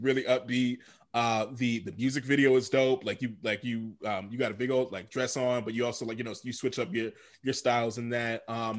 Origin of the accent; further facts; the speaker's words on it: Howard County, Maryland, United States; also born or lived in Virginia; I'm from Howard County